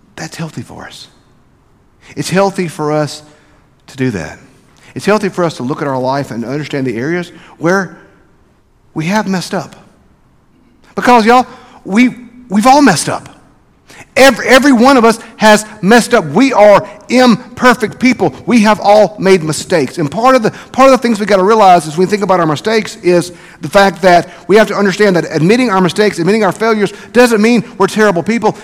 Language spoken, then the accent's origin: English; South Mississippi, United States; growing up in South Mississippi